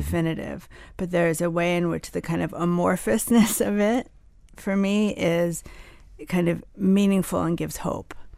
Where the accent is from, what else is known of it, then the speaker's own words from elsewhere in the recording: New Jersey, United States; also born or lived in Ann Arbor, Michigan; now in Miami, United States; I grew up in Jersey